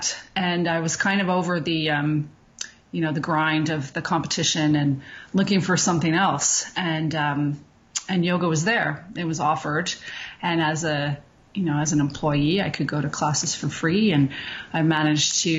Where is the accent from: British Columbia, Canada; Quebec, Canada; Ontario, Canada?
Quebec, Canada; Montreal; now in Calgary, Canada; I'm from Montreal originally